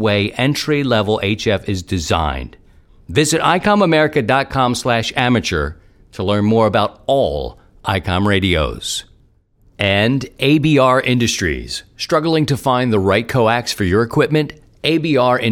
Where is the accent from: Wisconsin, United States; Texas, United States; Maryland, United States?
Maryland, United States; Baltimore; moved away as an adult; I'm a city guy. I was born in Baltimore and got the chance to come out and live in the country